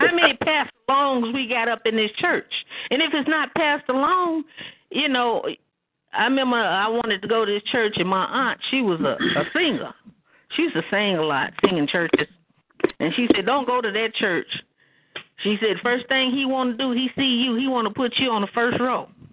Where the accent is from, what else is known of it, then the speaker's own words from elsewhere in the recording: Oklahoma, United States; I'm from Oklahoma.